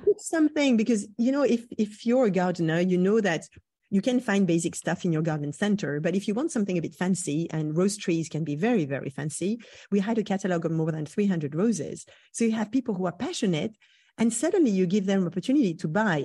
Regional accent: Brittany, France; moved away; I grew up in Brittany.

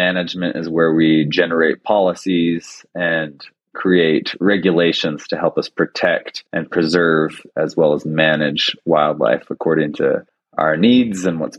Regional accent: United States; as I grew up around Yellowstone.

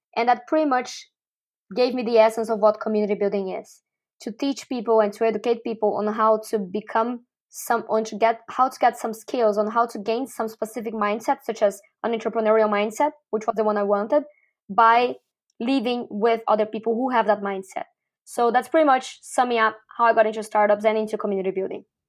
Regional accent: Brazil; moved away as an adult; also born or lived in Mauritius / Argentina / Chile / Uruguay; now in Malaysia; I'm originally from Brazil, and I first lived abroad when I went to Mauritius

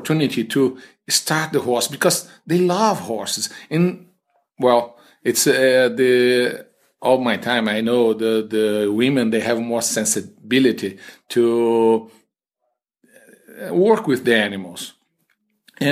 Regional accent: Brazil; English is a second language; moved away as an adult; also born or lived in Minnesota; I came from Brazil and all business there is men.

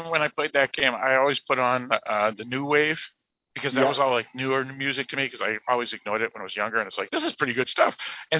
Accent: New Hampshire, United States; I am one of your co-hosts … from the state of New Hampshire in the great U.S. of A.

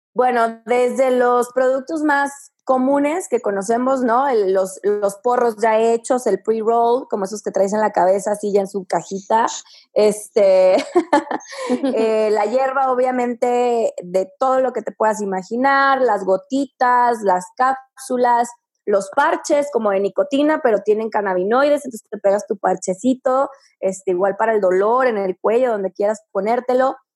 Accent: Sierra Tarahumara, Chihuahua, Mexico; la sierra tarahumara, que es de donde soy yo

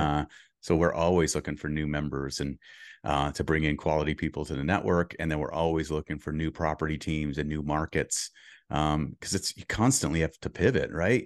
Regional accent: Boston, Massachusetts, United States; moved away as an adult; now in California, United States; I grew up in Boston until I was thirty before I moved to California

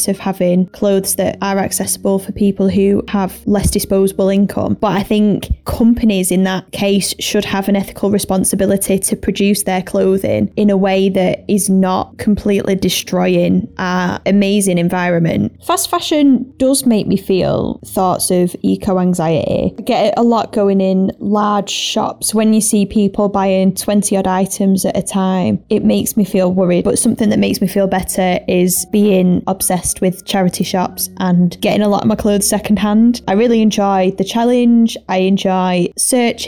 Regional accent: Greater Manchester, North West England, United Kingdom; I am 25 years old and I am from Greater Manchester

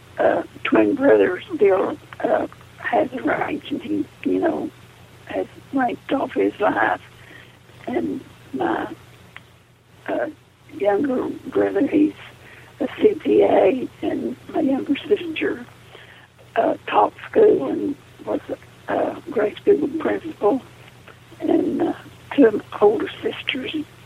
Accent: Andrews, Texas, United States; I was born in Andrews, Texas. I was born in the house that we lived

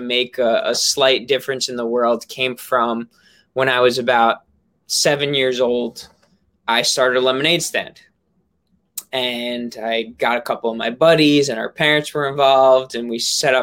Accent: New York, United States; I'm from New York

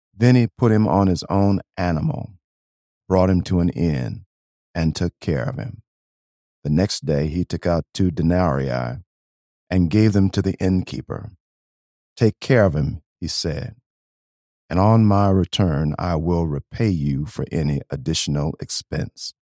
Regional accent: Beloit, Wisconsin, United States; moved away as an adult; also born or lived in Nashville, Tennessee; now in Saint Paul, United States; I actually grew up in a place called Beloit, Wisconsin

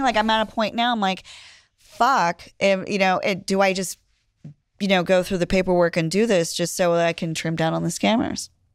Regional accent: Pennsylvania, United States; I grew up in Pennsylvania

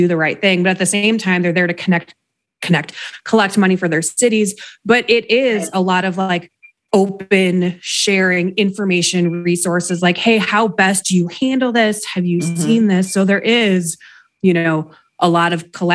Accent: Chicago, Illinois, United States; now in Colorado, United States; I grew up around Chicago, so like everything is a suburb

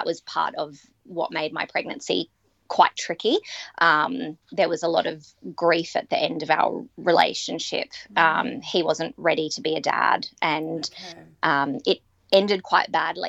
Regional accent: Australia; now in Mount Isa, Australia; I'm Australian

